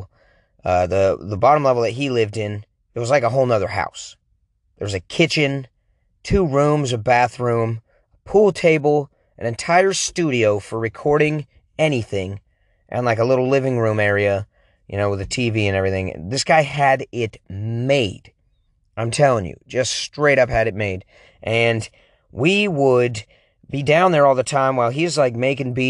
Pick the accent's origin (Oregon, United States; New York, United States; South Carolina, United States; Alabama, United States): Oregon, United States; I'm a whitey from Oregon.